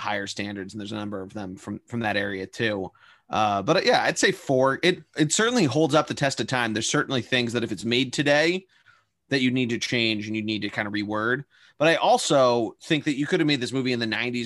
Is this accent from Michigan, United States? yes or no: no; Philadelphia, Pennsylvania, United States; I'm from the suburbs of Philadelphia